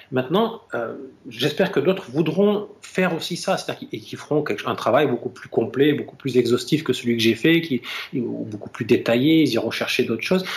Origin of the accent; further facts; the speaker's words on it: France; ici, chez nous, en France